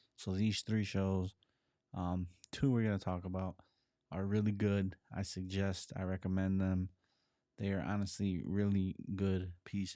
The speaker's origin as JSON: {"language": "English", "town": "Chicago", "region": "Illinois", "country": "United States", "tie": "born or raised there", "said": "being born and growing up in Chicago"}